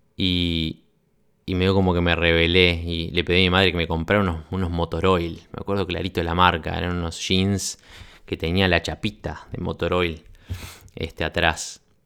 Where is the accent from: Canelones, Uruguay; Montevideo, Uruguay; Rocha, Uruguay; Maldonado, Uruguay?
Montevideo, Uruguay; Yo soy uruguayo, como ustedes saben, nací en Uruguay, un país chiquititito